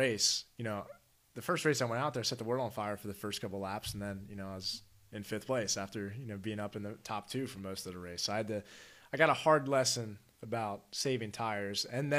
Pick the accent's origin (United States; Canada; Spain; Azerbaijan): United States; Maryland; Okay. In Maryland, yeah.